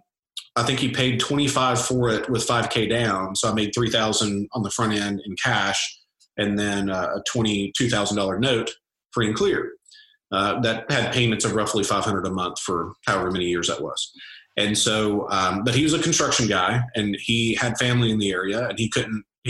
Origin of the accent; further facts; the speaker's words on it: Nashville, Tennessee, United States; I'm from Nashville